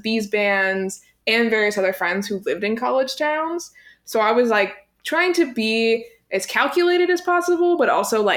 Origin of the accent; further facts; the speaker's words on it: right outside of Pittsburgh, Pennsylvania, United States; moved away; I'm from right outside of Pittsburgh, Pennsylvania